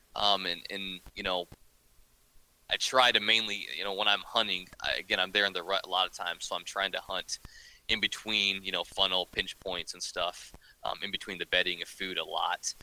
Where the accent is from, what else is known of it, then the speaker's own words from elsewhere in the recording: northern Ohio, United States; also born or lived in Kansas; I was born and raised in Ohio, um, up in up in northern Ohio